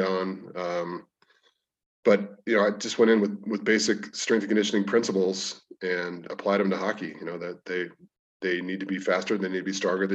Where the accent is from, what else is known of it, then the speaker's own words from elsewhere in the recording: San Diego, California, United States; moved away as an adult; now in Colorado, United States; originally from San Diego. I moved to Colorado on a football scholarship